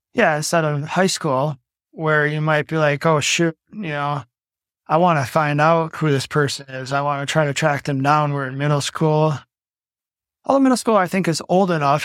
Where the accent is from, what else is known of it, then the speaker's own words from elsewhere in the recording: Milwaukee, Wisconsin, United States; now in Hales Corners, United States; born and raised in Milwaukee. I grew up in a duplex above my grandparents on the south side of Milwaukee.